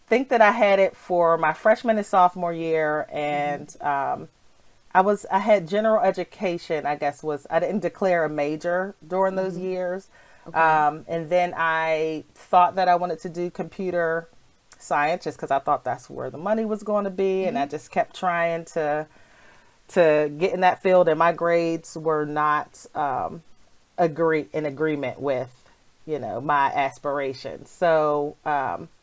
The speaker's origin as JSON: {"language": "English", "town": "Pittsburgh", "region": "Pennsylvania", "country": "United States", "tie": "born or raised there", "lives_now": "Philadelphia, United States", "said": "I grew up in Pittsburgh, Pennsylvania, but after I graduated from college, I moved to Philadelphia"}